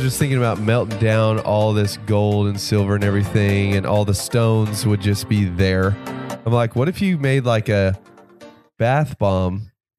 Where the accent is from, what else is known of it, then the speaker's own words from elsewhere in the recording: Little Rock, Arkansas, United States; also born or lived in Dallas, Texas; When I moved from Dallas to Little Rock